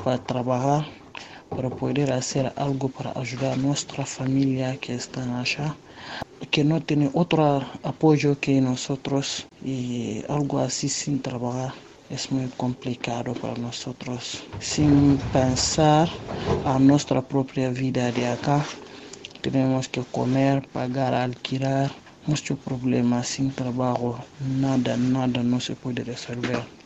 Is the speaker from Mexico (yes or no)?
no; Guinea; now in Buenos Aires, Argentina; africana de Guinea. Vivo en Argentina Buenos Aires